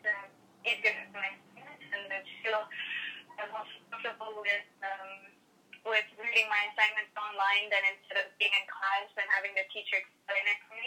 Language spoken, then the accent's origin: English; Canada; I'm not Mexican, and I'm Canadian